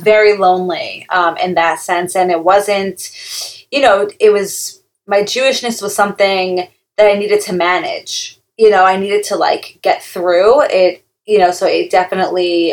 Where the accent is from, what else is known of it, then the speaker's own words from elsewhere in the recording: Long Island, New York, United States; now in Teaneck, United States; I'm from Long Island, New York